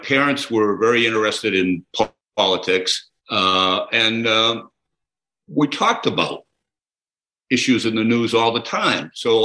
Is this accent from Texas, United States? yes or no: no; Melrose, Massachusetts, United States; I was like the first person in Melrose, Massachusetts to read the paper